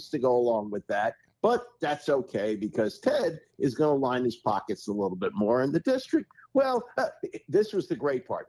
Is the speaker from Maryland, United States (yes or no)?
yes; Maryland, United States; I grew up in Maryland